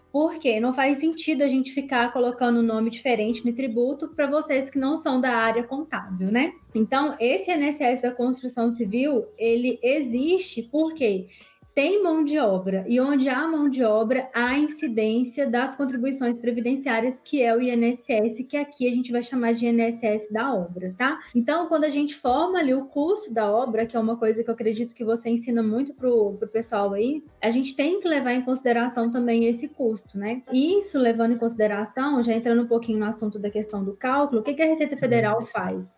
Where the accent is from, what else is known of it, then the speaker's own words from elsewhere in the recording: interior of Minas Gerais, Brazil; sou daqui do interior de Minas, estou mais ou menos uns 90 quilômetros da capital